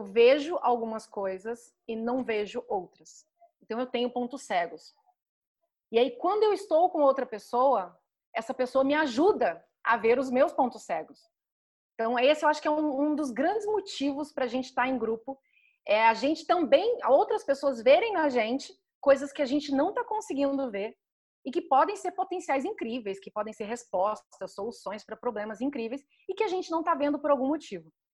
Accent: Goiânia, Goiás, Brazil; eu nasci em Goiânia, que apesar de ser a capital de Goiás, sempre foi e ainda continua até hoje uma cidade com ar interiorano

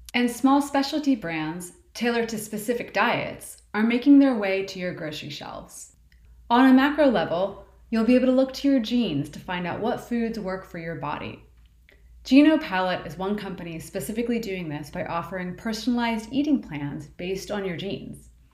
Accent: Baltimore, Maryland, United States; my hometown, Baltimore

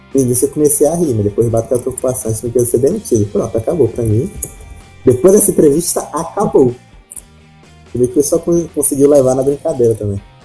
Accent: Parnaíba, Piauí, Brazil; eu sou da cidade de Parnaíba, que é um pouco mais em cima, é, no litoral, mas também é na, na parte norte do Piauí.

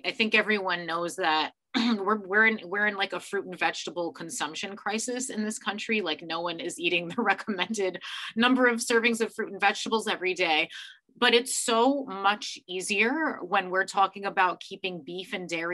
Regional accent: New York, United States; as a New Yorker

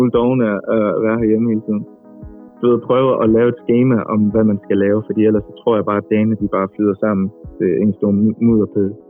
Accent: Aarhus, Central Denmark Region, Denmark; moved away as an adult; now in Copenhagen, Denmark; nu er jeg jo flyttet fra Aarhus til København. Øhm, jeg er normalt fra Aarhus. man kan sige, det er normalt. Jeg er fra Aarhus.

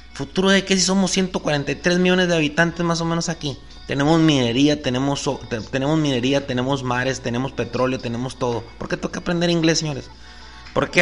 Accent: Sonora, Mexico; soy mexicano

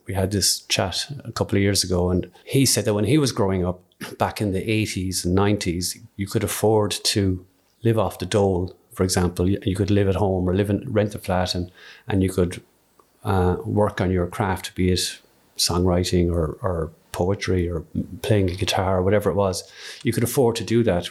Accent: Skibbereen, Munster, Ireland; I'm from Skibbereen, grew up in Skibbereen

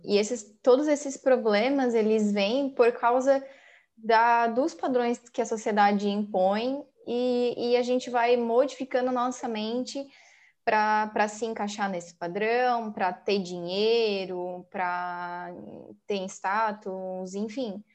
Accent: Santa Catarina, Brazil; a gente é de Santa Catarina

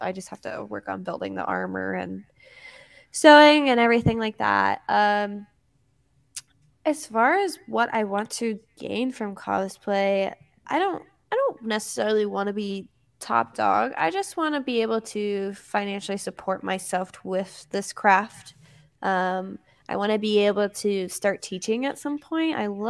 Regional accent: Atlanta, Georgia, United States; now in Florida, United States; I'm not a Florida native. I almost said I'm a Florida native, but I'm actually from Atlanta, Georgia.

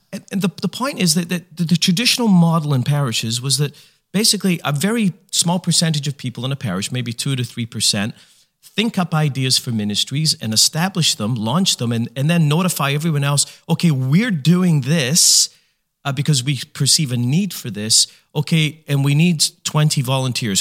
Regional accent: Canada; we're Canadian.

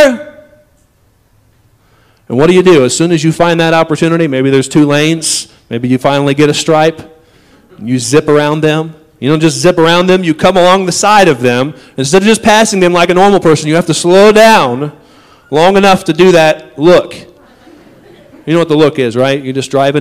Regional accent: United States; we as an American society

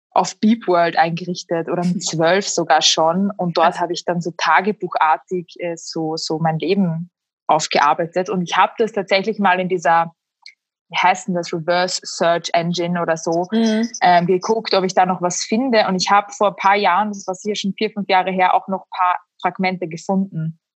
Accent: Austria; first language Slovak; obwohl meine Muttersprache tatsächlich Slowakisch ist. Also als mhm. allererstes habe ich Slowakisch gelernt und dann ähm, hatte meine österreichische Familie auch ein bisschen Angst, so wird das Kind denn Deutsch können?

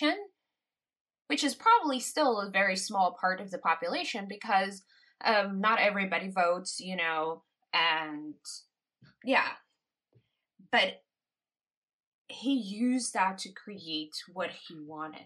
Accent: Curaçao; I was born in Curacao.

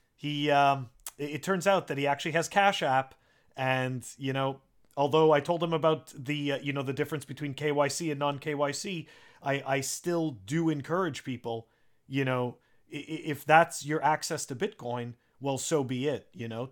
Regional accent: Canada; now in United States; I'm originally from Canada

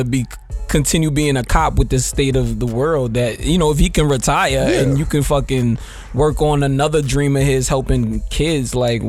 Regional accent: New York, United States; I'm from New York.

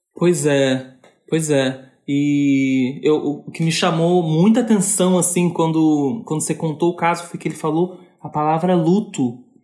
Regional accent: Rio de Janeiro, Brazil; sou carioca

